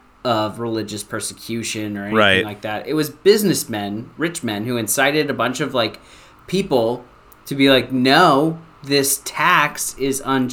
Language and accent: English; Minneapolis, Minnesota, United States; I'm from Minneapolis